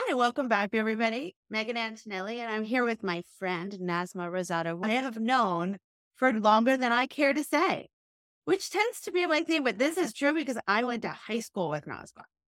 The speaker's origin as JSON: {"language": "English", "region": "New York", "country": "United States", "tie": "born or raised there", "said": "we grew up in New York and we went to Spence"}